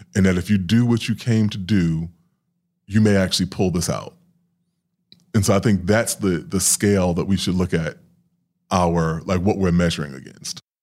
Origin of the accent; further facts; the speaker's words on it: New York City, New York, United States; I grew up in Queens and Hollis